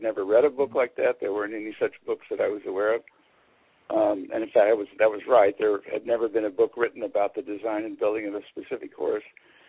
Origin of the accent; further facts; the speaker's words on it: Illinois, United States; moved away as an adult; also born or lived in Madison, Wisconsin; now in Portland, United States; I grew up in Illinois, went to graduate school at the University of Wisconsin in Madison